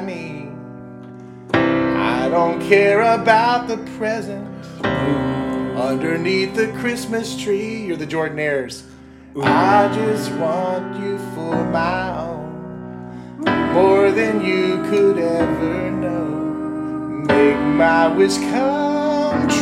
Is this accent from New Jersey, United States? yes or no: no; Atlanta, Georgia, United States; I grew up in Atlanta